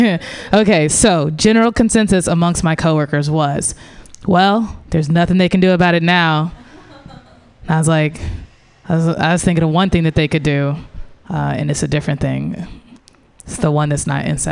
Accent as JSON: {"language": "English", "town": "St. Louis", "region": "Missouri", "country": "United States", "tie": "born or raised there", "moved": "yes", "said": "I grew up in the Midwest, in St. Louis"}